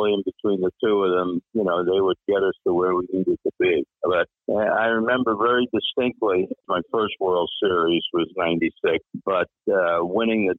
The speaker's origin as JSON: {"language": "English", "region": "New York", "country": "United States", "said": "I was from New York and being a baseball fan"}